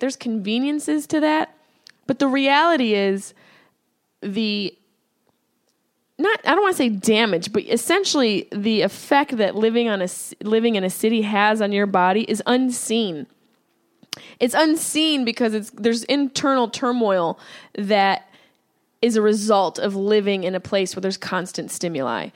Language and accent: English; Syracuse, New York, United States; now in Los Angeles, United States; I'm from Syracuse, New York